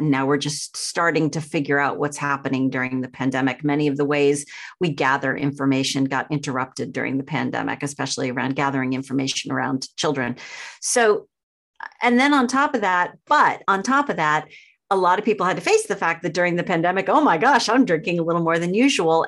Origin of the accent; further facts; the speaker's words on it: outside of Boston, Massachusetts, United States; I grew up outside of Boston, very small town